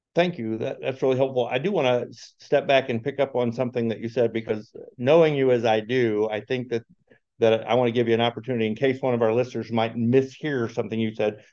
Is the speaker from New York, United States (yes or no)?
no; Chicago, Illinois, United States; I am also from Chicagoland area